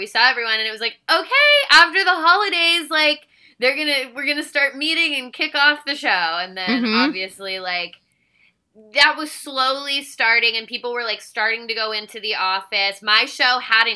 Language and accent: English; Virginia, United States; moved away; I grew up in Virginia